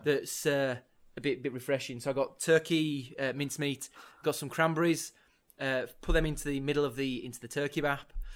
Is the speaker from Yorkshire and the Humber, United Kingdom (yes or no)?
yes; Leeds, Yorkshire and the Humber, United Kingdom; I'm from Leeds myself as well